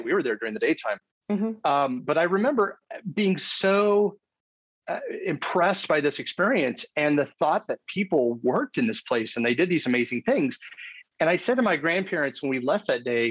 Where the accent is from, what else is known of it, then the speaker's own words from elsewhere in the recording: Arizona, United States; I grew up in Arizona. I'm in the United States.